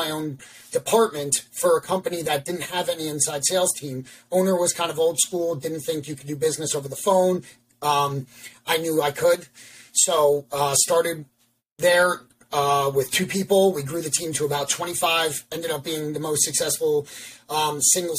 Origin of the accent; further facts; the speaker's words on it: Long Island, New York, United States; moved away as an adult; also born or lived in Baltimore, Maryland; now in Pennsylvania, United States; from New York, born and raised on Long Island, Lived there until I went to college in Baltimore